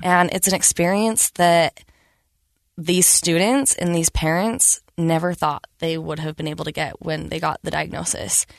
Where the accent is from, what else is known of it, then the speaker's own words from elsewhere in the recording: Riverton, Utah, United States; also born or lived in South Salt Lake, Utah; I grew up in South Salt Lake, grew up in Riverton